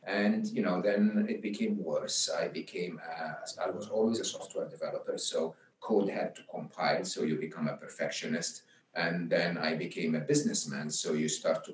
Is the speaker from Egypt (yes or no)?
yes; Egypt; where I grew up in Egypt